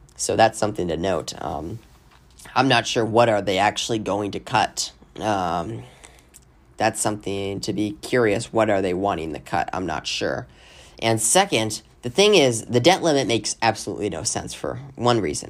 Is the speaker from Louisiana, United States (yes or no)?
no; Arizona, United States; my home state of Arizona